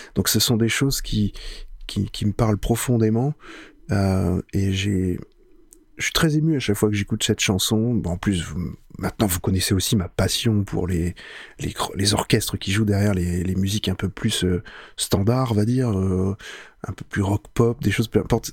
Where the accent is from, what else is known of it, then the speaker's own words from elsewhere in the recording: France; chez nous en France